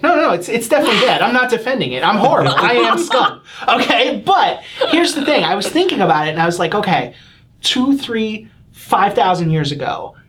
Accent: New York City, New York, United States; I'm from the Bronx

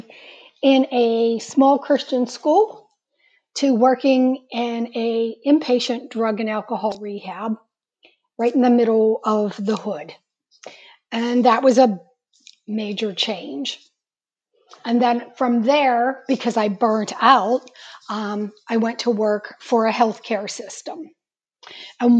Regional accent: Pittsburgh, Pennsylvania, United States; I am from Pittsburgh

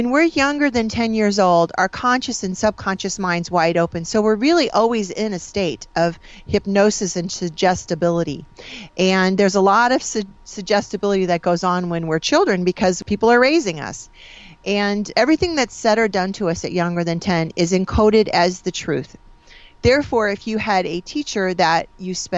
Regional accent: Springfield, Illinois, United States; So I grew up in Springfield, Illinois. I'm a Midwest girl.

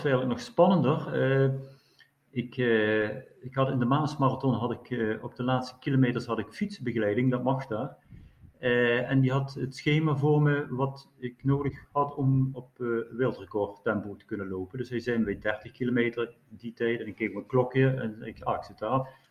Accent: Netherlands; zijn ook als Nederlander erg betrokken bij, bij het gebeuren

